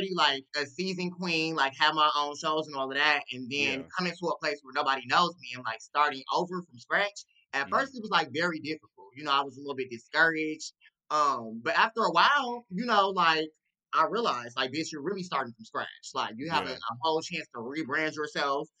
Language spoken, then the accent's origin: English; Milwaukee, Wisconsin, United States; moved away as an adult; also born or lived in Madison, Wisconsin; now in Chicago, United States; I'm originally from Wisconsin. I'm originally from Milwaukee